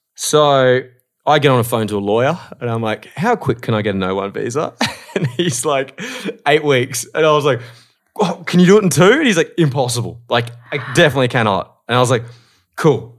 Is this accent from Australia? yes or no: yes; Australia; moved away as an adult; now in Los Angeles, United States; I'm an Australian host